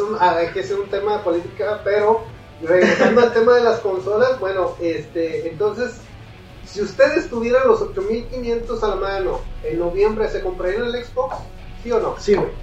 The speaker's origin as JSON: {"language": "Spanish", "town": "Monterrey", "region": "Nuevo León", "country": "Mexico", "said": "aquí somos de Monterrey"}